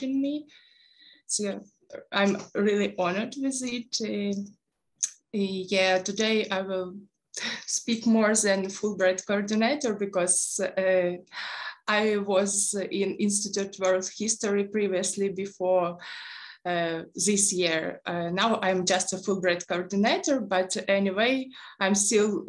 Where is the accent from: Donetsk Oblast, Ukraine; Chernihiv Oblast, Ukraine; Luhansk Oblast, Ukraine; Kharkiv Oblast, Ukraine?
Luhansk Oblast, Ukraine; Rubizhne; moved away as an adult; also born or lived in Kyiv; I'm originally from east of Ukraine. I was born in Rubizhne, Luhansk Oblast.